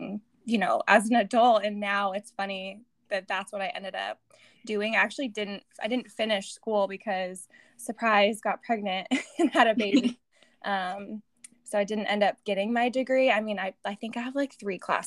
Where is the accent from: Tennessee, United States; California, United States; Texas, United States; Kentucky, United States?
California, United States; Eureka; also born or lived in Arizona; I was born in Northern California, a little coast town, Humboldt County, Eureka, California